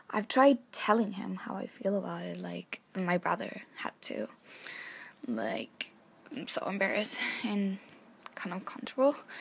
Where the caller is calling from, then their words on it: Chile; I'm calling from Chile